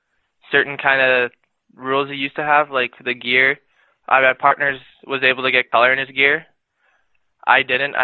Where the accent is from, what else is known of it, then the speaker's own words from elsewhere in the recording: Regina, Saskatchewan, Canada; I'm from Regina, Saskatchewan